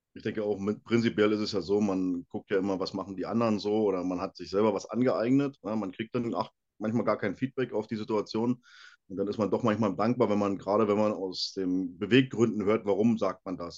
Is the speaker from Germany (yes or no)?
yes; Brandenburg, Germany; moved away as an adult; now in Bavaria, Germany; ich komme ja aus Brandenburg, da gab es ähm, in meiner Nähe ähm, Lauchhammer als Kraftsportverein